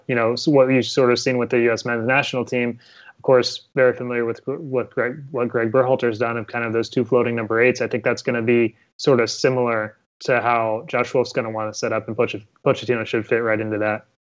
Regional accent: Ohio, United States; I'm actually from Ohio myself

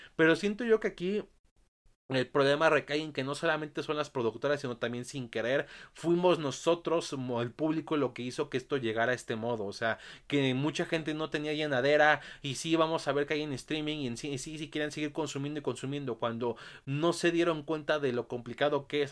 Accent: Mexico; aquí en mi país, México

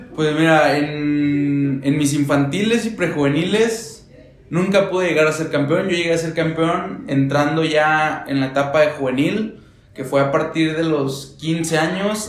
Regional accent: Torreón, Coahuila, Mexico; now in Puebla, Mexico; vengo de Torreón.

